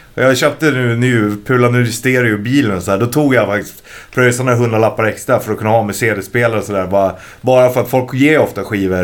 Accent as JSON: {"language": "Swedish", "town": "Stockholm", "region": "Stockholm County", "country": "Sweden", "tie": "born or raised there", "said": "där jag växte upp, och det är ju sö söder om Söder"}